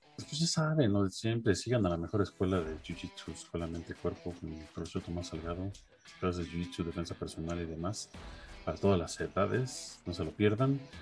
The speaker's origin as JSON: {"language": "Spanish", "town": "Los Angeles", "region": "California", "country": "United States", "tie": "born or raised there", "said": "cerca de donde yo crecí, ahí en Los Ángeles"}